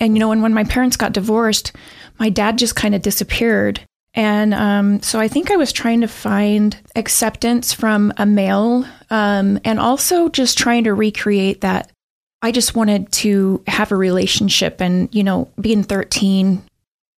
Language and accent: English; Pocatello, Idaho, United States; I grew up in Pocatello